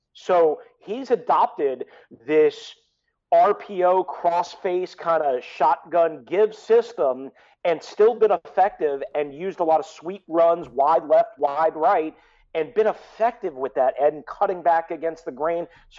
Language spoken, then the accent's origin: English; Long Island, New York, United States; moved away; I'm from New York. I grew up on Long Island.